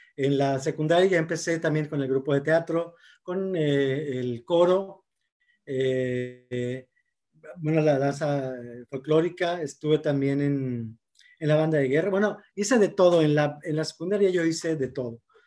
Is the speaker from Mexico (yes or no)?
yes; Monterrey, Nuevo León, Mexico; Soy originario de aquí de Monterrey, Nuevo León, nacido aquí, ahora sí que regio de hueso colorado